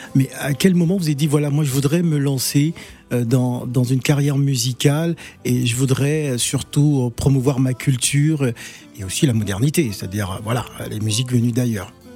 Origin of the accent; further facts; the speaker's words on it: Cameroon; je suis Camerounais, je suis des Bolova